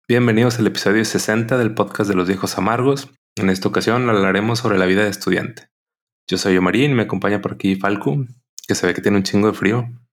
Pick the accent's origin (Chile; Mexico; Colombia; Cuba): Mexico; Monterrey, Nuevo León; los que somos de Monterrey